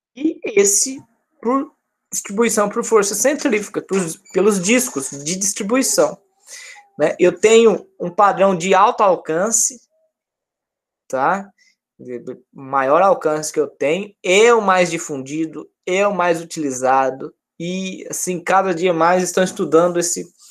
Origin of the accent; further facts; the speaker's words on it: Minas Gerais, Brazil; now in Rio de Janeiro, Brazil; Eu que sou de Minas